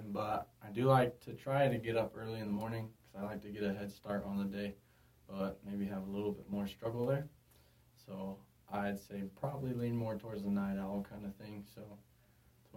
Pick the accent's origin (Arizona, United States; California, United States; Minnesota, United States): Arizona, United States; Peoria; I'm from Phoenix, Arizona, specifically the Peoria area, about 20 minutes northwest of Phoenix